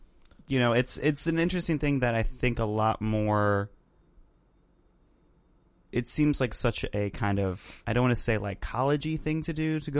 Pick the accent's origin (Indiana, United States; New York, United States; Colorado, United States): Indiana, United States; Indianapolis; They're from Indianapolis, and we're from Indianapolis.